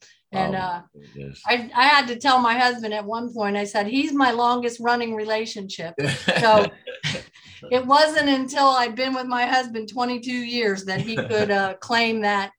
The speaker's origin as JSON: {"language": "English", "town": "Dearborn", "region": "Michigan", "country": "United States", "tie": "born or raised there", "said": "I was born in that area. So I grew up on Motown"}